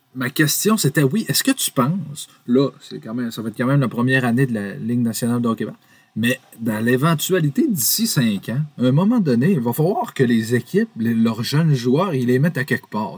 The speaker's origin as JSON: {"language": "French", "area": "Hébertville or Alma area", "region": "Quebec", "country": "Canada", "tie": "born or raised there", "said": "mon, mon patelin"}